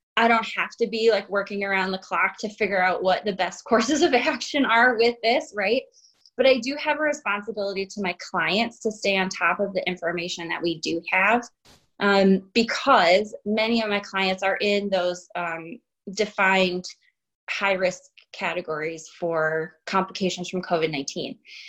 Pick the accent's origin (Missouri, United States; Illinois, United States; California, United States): Illinois, United States; also born or lived in Chicago / Hong Kong; But I grew up in North Central Illinois, and I lived in, after college, in the city of Chicago for 11 years.